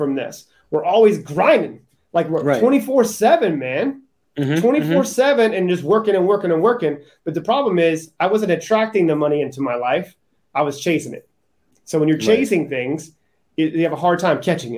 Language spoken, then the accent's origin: English; Charleston, South Carolina, United States; I grew up in Charleston, South Carolina